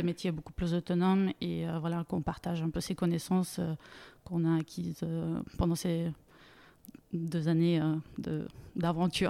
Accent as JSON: {"language": "French", "country": "Bulgaria", "tie": "born or raised there", "also_born_or_lived": "Munich, Germany / Grenoble, France", "second_language": "French", "moved": "as an adult", "lives_now": "France", "said": "je viens d'origine bulgare, je suis née en Bulgarie. À 19 ans, j'ai décidé de faire mes études en Allemagne"}